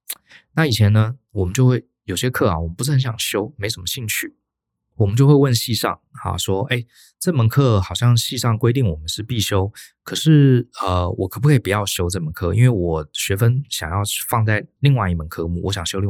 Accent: Taiwan; 在台湾，我从小在台湾生长，还真的很少人跟我们讲过这样的话。

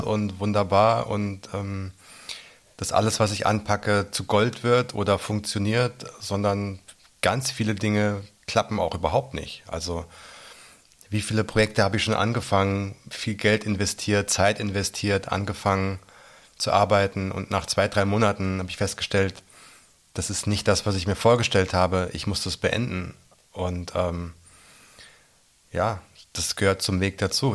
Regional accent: near Giessen, Central Hesse, Germany; moved away as an adult; also born or lived in London; now in Berlin, Germany; bin in Hessen geboren, in Mittelhessen in der Nähe von Gießen

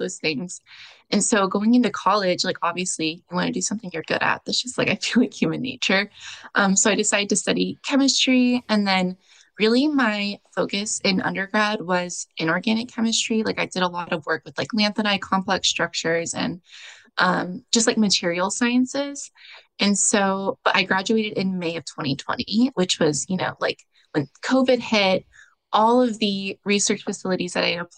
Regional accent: Texas, United States; I grew up in Texas, but I went to college in Austin

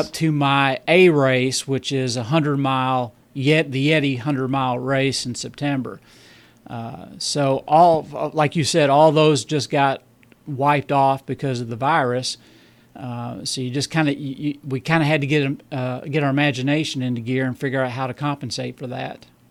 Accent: Bowling Green, Kentucky, United States; accent: southern; I'm from Bowling Green, Kentucky.

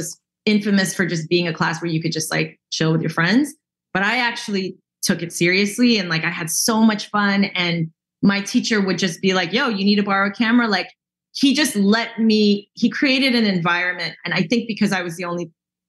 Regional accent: the Bay Area, California, United States; I grew up in the Bay and in like a suburb in the Bay, kind of like a baby Oakland

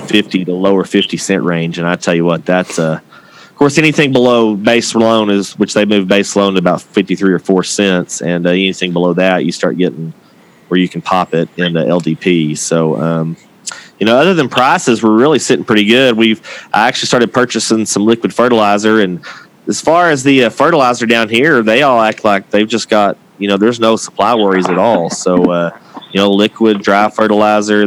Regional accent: Texas, United States; I'm from the 806.

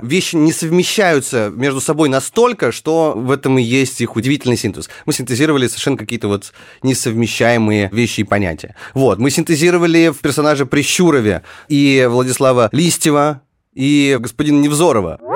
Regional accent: Far North, Russia; moved away; я родился на Крайнем Севере, где действительно все было спокойно

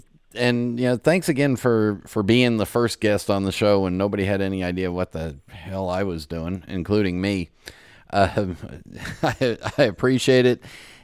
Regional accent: Los Angeles, California, United States; I grew up in the San Fernando Valley. I grew up in the part that they don't make postcards of, and nobody shoots, you know, sexy movie scenes there, but that's where I grew up

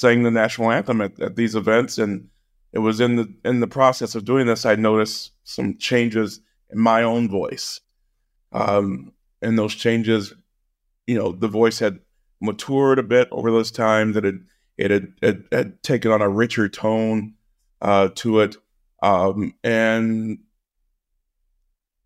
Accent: rural Missouri, United States; I was working in my home state

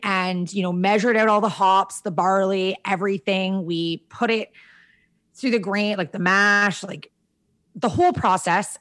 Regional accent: Kashagawigamog Lake, Ontario, Canada; we grew up on Kashega-Wigga Mog Lake

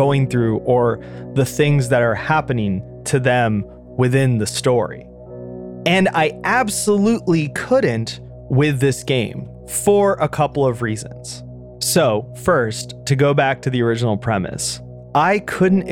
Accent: United States; as an American

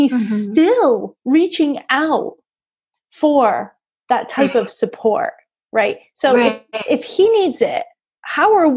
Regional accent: New England, United States; I grew up in New England, so I'm a Patriots fan

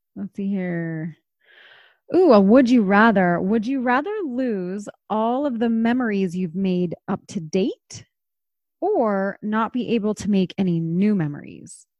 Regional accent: East Coast, United States; moved away; I grew up on the East Coast and that was a big part of my childhood

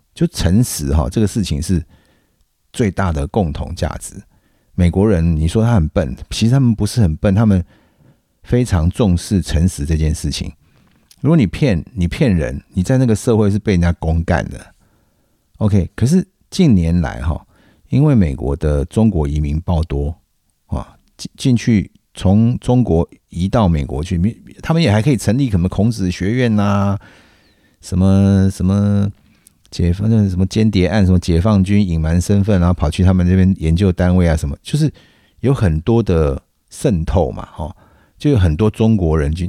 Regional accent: Taiwan; 我们台湾人

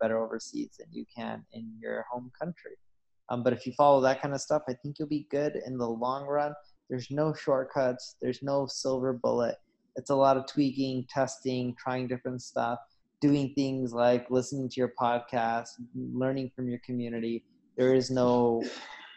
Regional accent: Southern California, United States; also born or lived in Seattle; I grew up in Southern California.

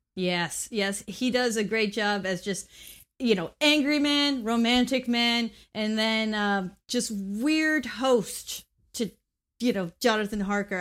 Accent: Mexico; I grew up in Mexico

